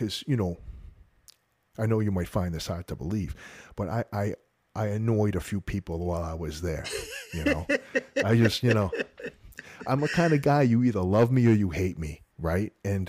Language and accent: English; Massachusetts, United States; moved away as an adult; Yeah, man. I'm a North Shore of Boston kid, you know. I grew up there my whole life. And I actually moved down to Florida for the job back in the late 80s, early 90s.